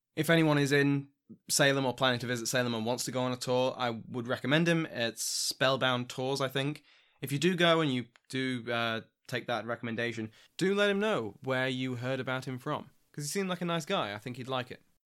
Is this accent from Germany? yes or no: no; United Kingdom; I'm British